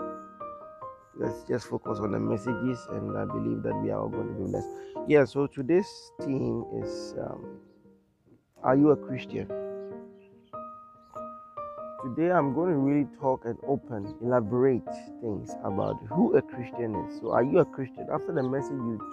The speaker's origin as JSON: {"language": "English", "country": "Ghana", "said": "I'm from Ghana, I'm a Ghanaian."}